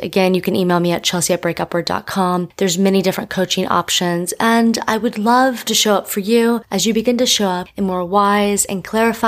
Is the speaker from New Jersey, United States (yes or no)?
no; Miami, Florida, United States; I'm from Miami